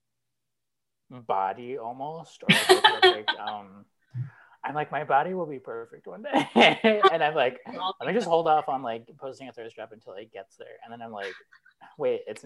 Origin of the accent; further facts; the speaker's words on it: Phoenix, Arizona, United States; growing up in Phoenix